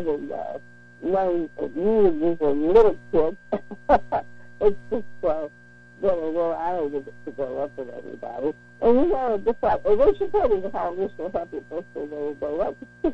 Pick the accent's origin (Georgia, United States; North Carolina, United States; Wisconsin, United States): Georgia, United States; Dalton; now in California, United States; from Boughton, Georgia, my hometown